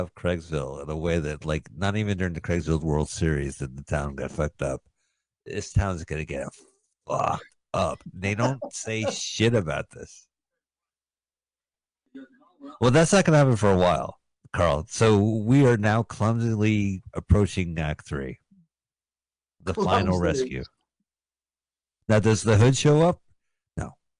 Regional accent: United Kingdom; I'm a Brit speaking American.

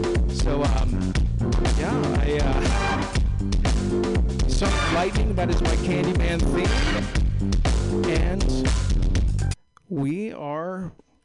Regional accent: Castro Valley, California, United States; also born or lived in Walnut Creek; I'm from the East Bay too. I'm from Castro Valley

